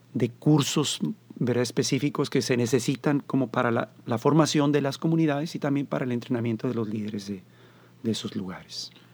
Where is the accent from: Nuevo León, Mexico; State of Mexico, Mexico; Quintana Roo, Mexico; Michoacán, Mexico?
Nuevo León, Mexico; Monterrey; moved away; also born or lived in Mexico City / United States / Costa Rica; Soy Montano. Nací aquí, aunque todo el mundo cree que soy chilango porque viví 10 años en el Distrito Federal